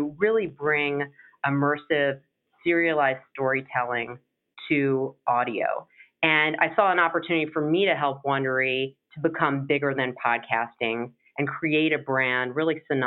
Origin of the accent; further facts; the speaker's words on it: Maryland, United States; moved away; also born or lived in Virginia; I'm originally from Maryland